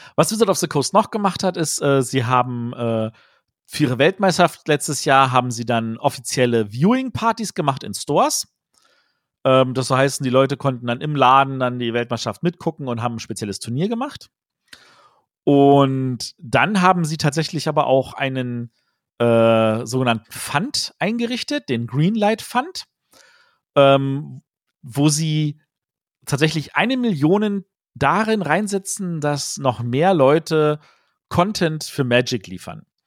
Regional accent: Germany; als Deutsche

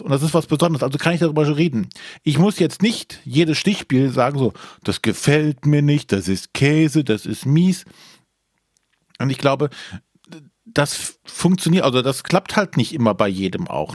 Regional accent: Germany; als Deutsche

